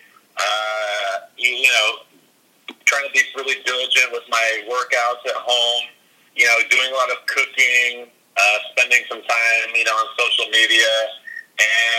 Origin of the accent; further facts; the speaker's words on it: San Diego, California, United States; I grew up in San Diego, California